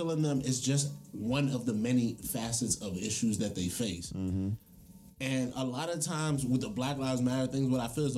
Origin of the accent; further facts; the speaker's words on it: Prince George's County, Maryland, United States; I got to grow up in Prince George's County